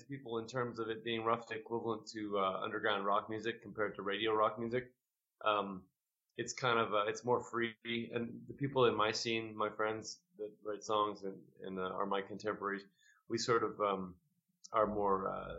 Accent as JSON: {"language": "English", "country": "Canada", "said": "We're from Canada, so we play pretty regularly in Canada."}